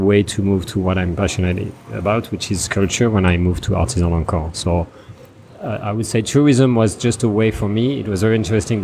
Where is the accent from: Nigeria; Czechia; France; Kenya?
France; English is a second language; moved away as an adult; now in Cambodia; I'm from France. I was born there and I grew up there.